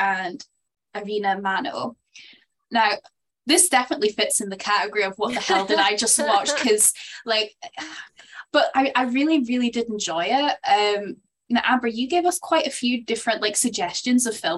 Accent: Scotland, United Kingdom; I'm Scottish.

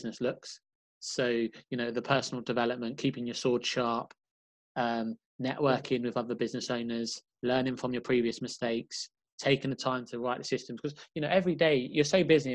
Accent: London, United Kingdom; I was from London, so that was like, you know, 4 or 5 hour trip away

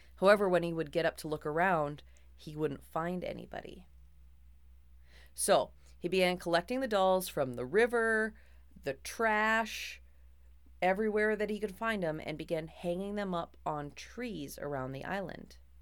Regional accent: Minnesota, United States; I am a Minnesotan who took two years of French just enough to get into college

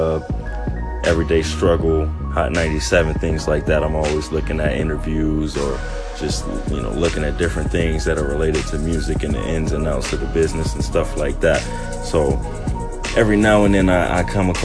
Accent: Long Beach, California, United States; also born or lived in Orange County, California / Tustin, California / Santa Ana, California / Irvine, California; I was born in Long Beach, California, raised there. Was there maybe until about sixth grade.

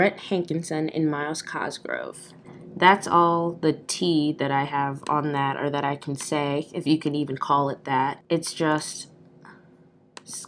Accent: Aurora, Illinois, United States; also born or lived in Iowa; I'm still, like I said, in my hometown. I'm in Aurora, Illinois

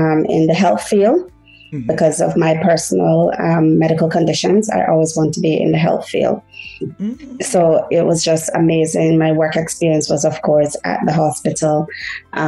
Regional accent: George Town, Cayman Islands; first language Haitian Creole; English is a second language; moved away as an adult; also born or lived in Haiti / Montreal, Canada; I was born in Haiti, and I've came to the Cayman Islands when I was like 2+, and I've been in the Cayman Islands ever since, straight up until young adult

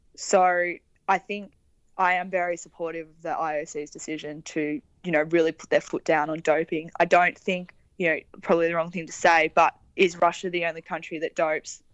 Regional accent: Victoria, Australia; growing up in Victoria

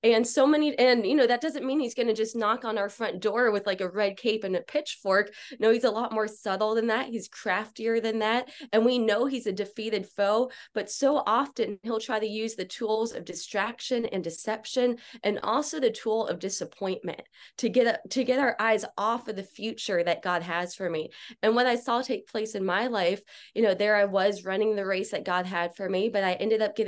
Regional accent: Miami, Florida, United States; Yeah, well, I grew up here in Miami, Florida. So I like to pretend that I'm kind of gangster.

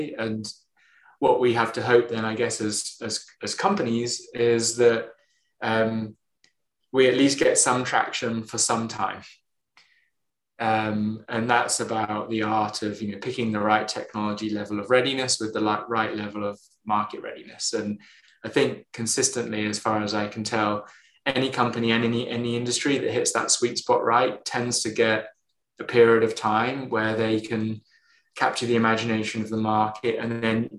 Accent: United Kingdom; us Brits

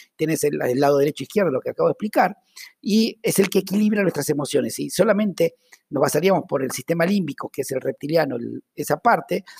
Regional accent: Argentina; accent: Argentine

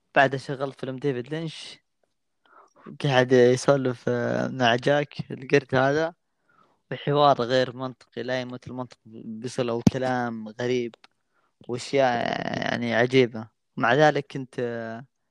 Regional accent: Saudi Arabia; أنا من السعودية

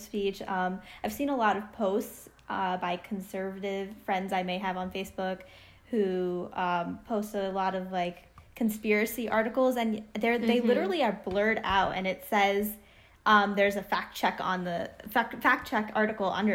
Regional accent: Northeast, United States; We're both from the Northeast

